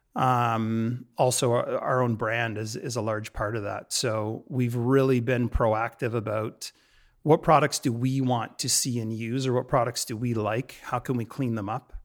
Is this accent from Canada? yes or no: yes; London, Ontario, Canada; moved away as an adult; also born or lived in Toronto; now in Vancouver, Canada; my hometown. London, Ontario, and I'd lived in Toronto for, for a little bit